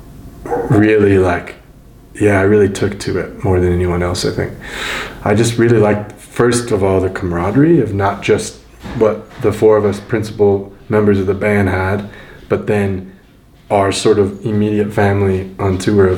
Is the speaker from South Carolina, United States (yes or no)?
no; Denver, Colorado, United States; because it's my hometown. I've grown up here